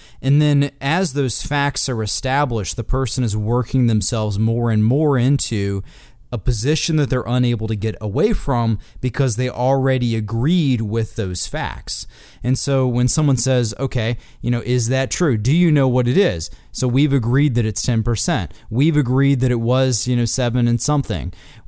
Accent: Wisconsin, United States; You know, Joe and I are from similar towns. He's from Pennsylvania. I'm from Wisconsin.

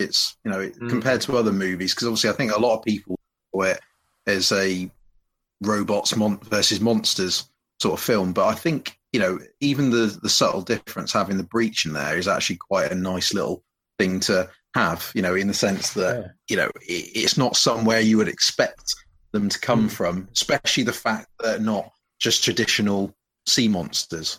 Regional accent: United Kingdom; from Britain, or Britain, as it's otherwise known. Or United Kingdom.

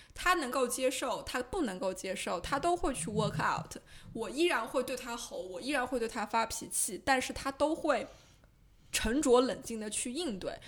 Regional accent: China; first language Chinese; moved away; 我过去三十多年一直在上海生活

